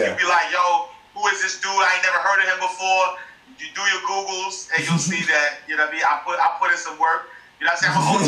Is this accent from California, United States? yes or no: no; New York City, New York, United States; I'm a kid from Harlem